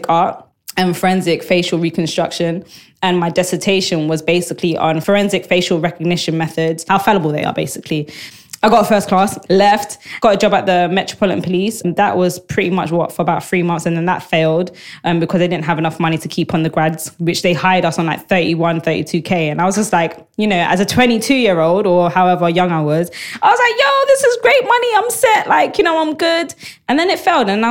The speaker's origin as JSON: {"language": "English", "region": "London", "country": "United Kingdom", "tie": "born or raised there", "said": "I grew up in Southeast London. I grew up in an estate called Aylesbury Estate"}